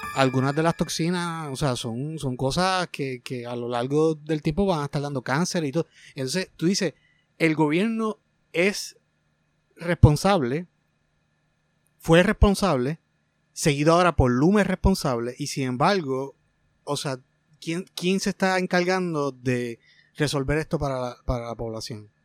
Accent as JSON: {"language": "Spanish", "country": "Puerto Rico"}